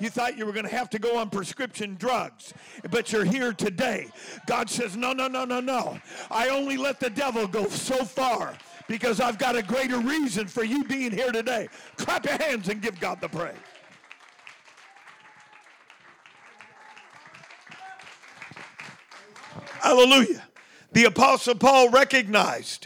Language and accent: English; Oakland, California, United States; I was born in Oakland. Lived all over the Bay Area.